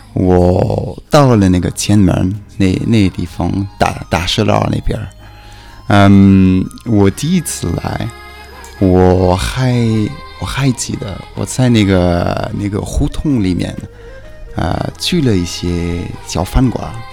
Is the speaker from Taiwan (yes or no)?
no; Switzerland; Chinese is a second language; moved away as an adult; also born or lived in Beijing; 我是来自瑞士的北京人